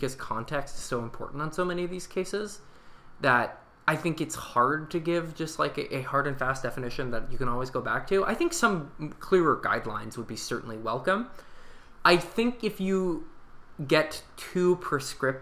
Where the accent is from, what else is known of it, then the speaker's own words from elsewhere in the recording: Seattle, Washington, United States; I grew up in Seattle